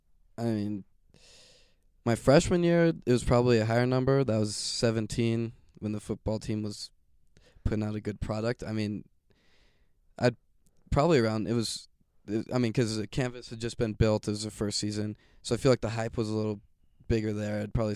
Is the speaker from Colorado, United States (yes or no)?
yes; Fort Collins, Colorado, United States; Well, I was born here in Fort Collins. My dad's a pastor, so we moved all around Colorado